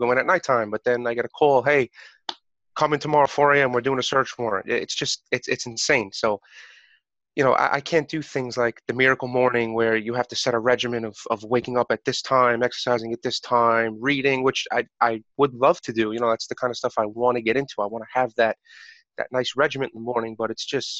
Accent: New York City, New York, United States; I'm 27 years old. I'm from New York

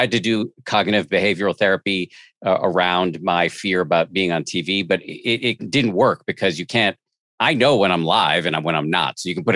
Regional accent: Massachusetts, United States; I'm a agnostic from the People's Republic of Massachusetts

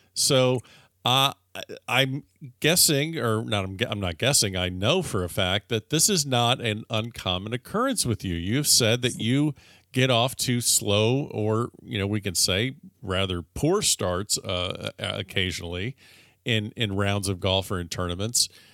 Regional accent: South Florida, United States; growing up in South Florida

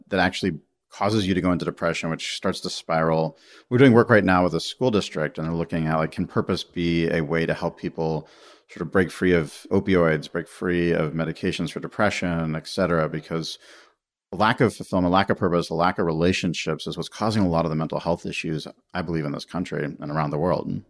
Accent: United States; being an American

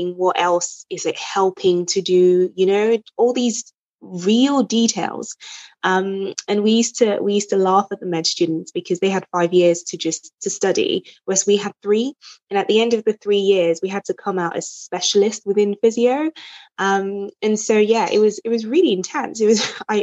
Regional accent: Nigeria; now in England, United Kingdom; so I'm originally Nigerian

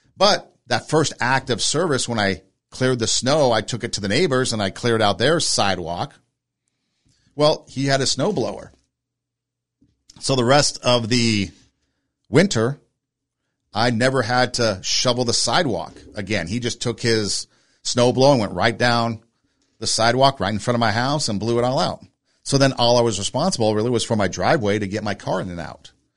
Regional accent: Southern California, United States; moved away as an adult; also born or lived in Iowa; I grew up in Southern California, so snow was pretty foreign to me.

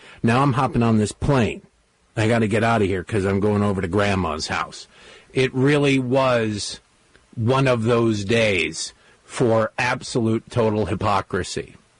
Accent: Redford, Michigan, United States; Grew up in a small town called Redford that nobody's ever heard of. It's easier to just say to Detroit because it's six blocks outside of Detroit off of 8 Mile Road.

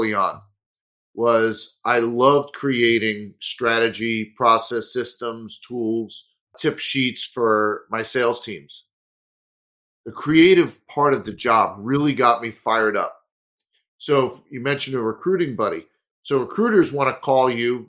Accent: New York City, New York, United States; moved away as an adult; also born or lived in Staten Island, New York / Marlboro, New Jersey / Syracuse, New York / Washington D.C. metro area; now in Minneapolis area, United States; I was born in Brooklyn, New York, lived in Staten Island for a while, and spent my teen years in Marlborough, New Jersey, central New Jersey

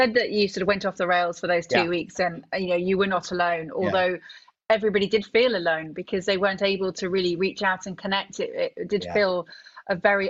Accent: Stratford-upon-Avon, West Midlands, United Kingdom; moved away; I used to be from around that area, from nearby Stratford-upon-Avon.

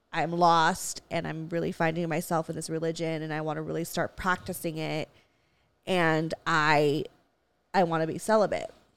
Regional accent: Valencia, California, United States; I grew up in Valencia. We have hella Walmarts

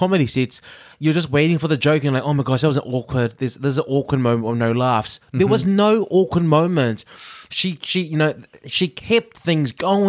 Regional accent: New Zealand; now in United Kingdom; I hear Liverpool, I'm in Britain, I'm watching American, and I'm Kiwi.

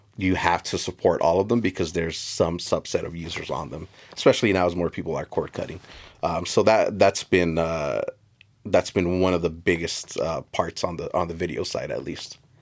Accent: South Gate, California, United States; I grew up in Southeast L A in a little town called Southgate, which is a direct suburb of the city of L A.

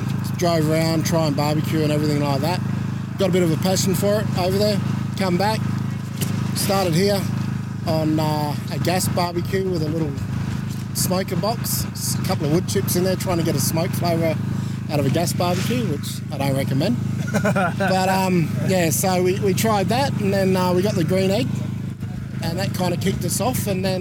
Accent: Australia; I'm from up north, so I'm used to the heat.

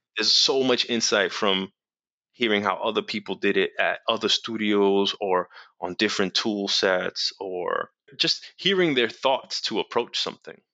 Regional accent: New York City, New York, United States; I'm from New York City

